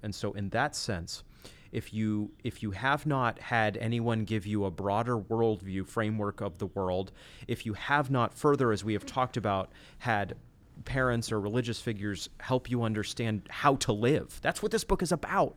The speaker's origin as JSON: {"language": "English", "town": "Machias", "region": "Maine", "country": "United States", "tie": "born or raised there", "said": "the school in the town where I grew up in Maine"}